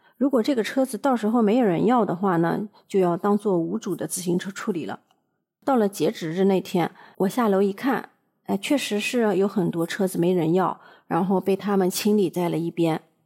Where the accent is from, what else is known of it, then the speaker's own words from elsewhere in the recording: China; now in Japan; 我们中国人